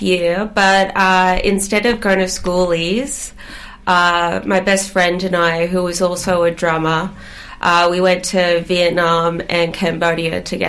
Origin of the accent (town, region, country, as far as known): Gerringong, New South Wales, Australia; born or raised there; also born or lived in Greystanes, Western Sydney / Glasgow, Scotland